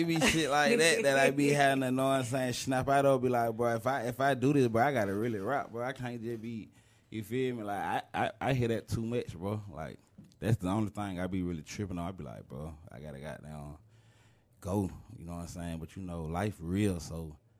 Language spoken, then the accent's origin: English; Riverdale, Georgia, United States; I'm from Riverdale, Georgia.